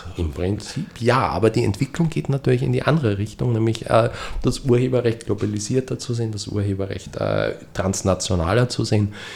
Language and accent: German; Austria; bei uns in Österreich